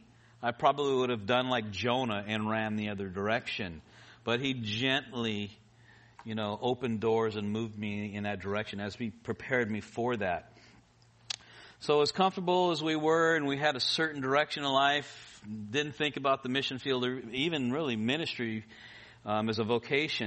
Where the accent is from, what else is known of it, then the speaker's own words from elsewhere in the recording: Los Angeles, California, United States; moved away as an adult; also born or lived in Philippines; I was born in Kaiser Hospital Panorama, not too far from here. And I grew up in the valley